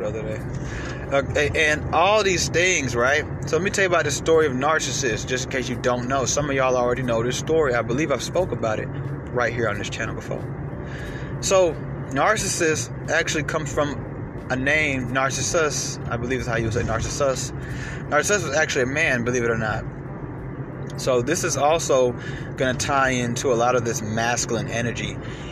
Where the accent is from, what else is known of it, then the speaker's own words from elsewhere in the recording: United States; we're American